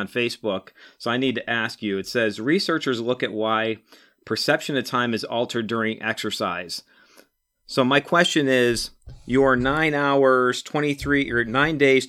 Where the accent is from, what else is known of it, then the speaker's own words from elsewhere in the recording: Buffalo, New York, United States; I grew up in Buffalo, New York